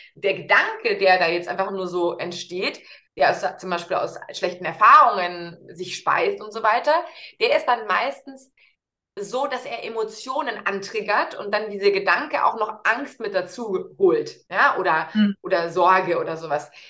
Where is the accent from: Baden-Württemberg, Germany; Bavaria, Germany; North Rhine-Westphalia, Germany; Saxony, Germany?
Bavaria, Germany; Munich; Grundsätzlich bin ich Münchnerin und lebe mit meiner Tochter, die, die ist sechs Jahre alt, eben hier